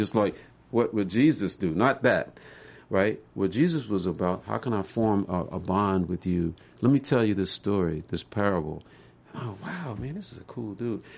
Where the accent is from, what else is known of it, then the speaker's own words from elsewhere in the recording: Memphis, Tennessee, United States; growing up in Memphis, we called Soulsville, U S